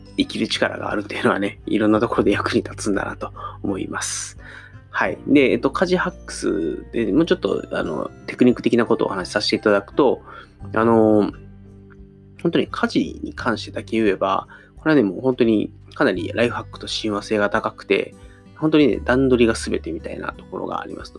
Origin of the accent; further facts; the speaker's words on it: Osaka, Japan; moved away as an adult; 僕、大阪出身なんで、大阪から東京に出てきて